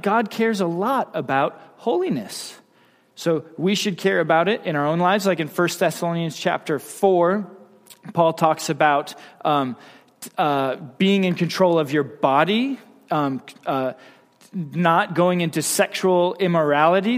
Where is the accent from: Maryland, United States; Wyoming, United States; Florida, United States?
Wyoming, United States; I'm from Wyoming